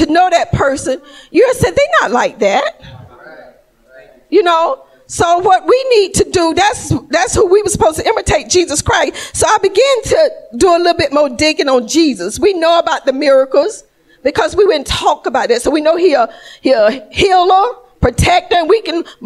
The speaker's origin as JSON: {"language": "English", "region": "Georgia", "country": "United States", "moved": "yes", "said": "I'm from Georgia"}